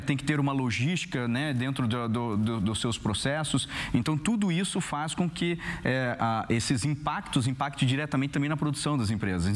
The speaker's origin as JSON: {"language": "Portuguese", "town": "Curitiba", "region": "Paraná", "country": "Brazil", "said": "eu que sou lá de Curitiba"}